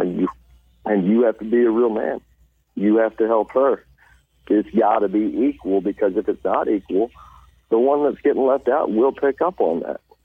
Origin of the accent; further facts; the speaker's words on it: Poplar Bluff, Missouri, United States; I'm from Poplar Bluff, Missouri. Uh, I'm not from the city part. I'm up from W Highway. That's back up in the hills